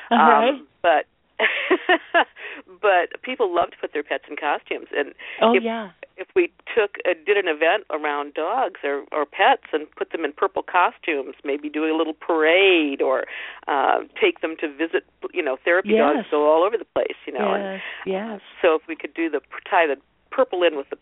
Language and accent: English; Ohio, United States; I was born and raised in Ohio